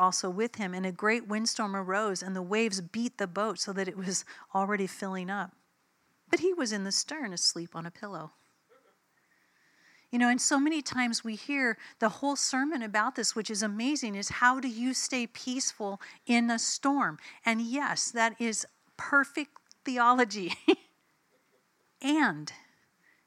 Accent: United States; I'm an American.

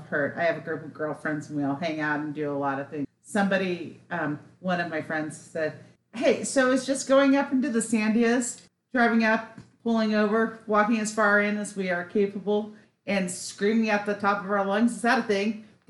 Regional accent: Reno, Nevada, United States; I was born in Reno, Nevada with my parents in Sparks, because Reno is so close to hell, you can see Sparks.

